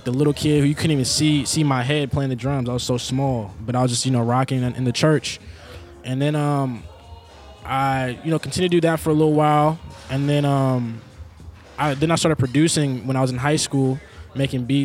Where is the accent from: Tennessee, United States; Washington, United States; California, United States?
Washington, United States; Seattle; moved away as an adult; now in Portland, United States; I'm from Seattle, Washington